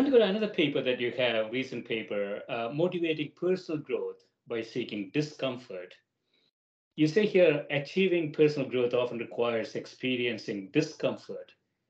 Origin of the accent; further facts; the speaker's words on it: South India, India; moved away as an adult; now in United States; So I came from South India to Chicago at Northwestern in the mid-80s. Temperature never dropped below 80 degrees that I came from.